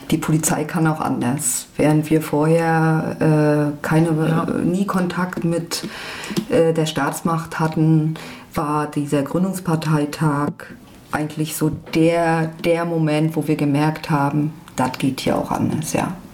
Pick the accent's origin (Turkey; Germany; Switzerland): Germany; Rostock, Mecklenburg-Vorpommern; Ich bin selbst in Lüttenklein groß geworden, hatte das Privileg, mit 17 eine eigene Wohnung äh, zu haben in der Innenstadt